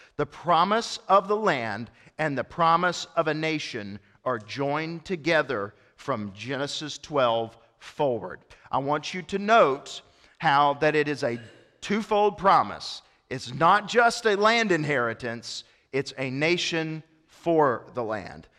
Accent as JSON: {"language": "English", "region": "East Tennessee", "country": "United States", "tie": "born or raised there", "said": "I was born in East Tennessee"}